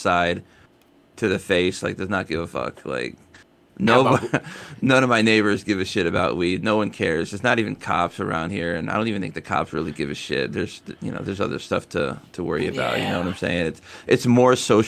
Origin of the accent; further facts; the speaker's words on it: Sussex County, New Jersey, United States; moved away as an adult; also born or lived in Harrisburg, Pennsylvania / Clarke County, Virginia; now in Virginia, United States; in Jersey, I grew up in Sussex County, and I lived in Sussex County for a long time, but I live in Clark County in Virginia